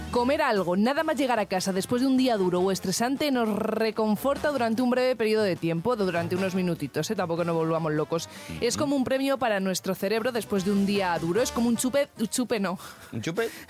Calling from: Huelva, Andalusia, Spain; llamo de Huelva.

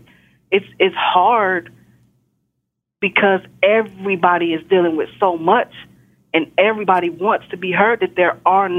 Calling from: Texas, United States; I'm calling from Texas.

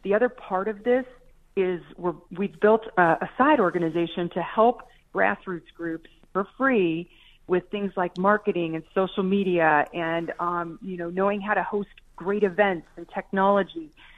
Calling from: Colorado, United States; I'm in Douglas County at my house with lots of kiddos running around here because it's a holiday weekend.

